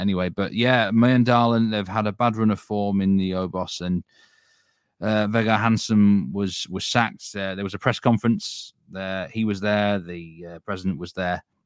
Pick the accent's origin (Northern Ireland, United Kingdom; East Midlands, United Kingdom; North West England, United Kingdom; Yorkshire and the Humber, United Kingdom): Yorkshire and the Humber, United Kingdom; I'm from Yorkshire